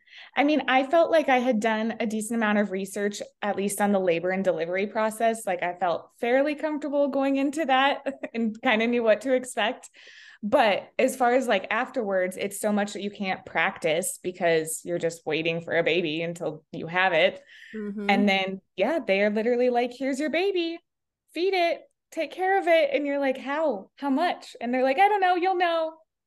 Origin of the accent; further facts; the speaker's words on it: Sheridan, United States; We are from Sheridan.